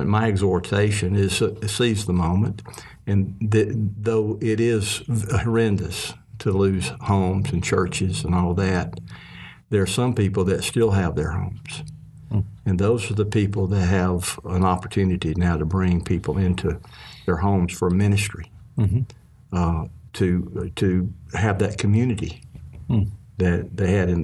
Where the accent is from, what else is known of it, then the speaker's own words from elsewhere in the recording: Mississippi, United States; growing up in Mississippi with my family